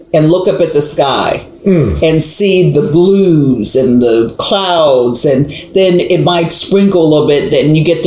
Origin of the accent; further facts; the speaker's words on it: Pittsburgh, Pennsylvania, United States; growing up in Hazelwood in Pittsburgh, Pennsylvania